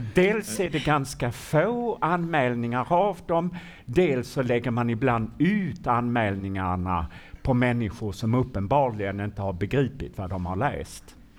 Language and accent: Swedish; Malmö, Skåne, Sweden; när jag var liten i Malmö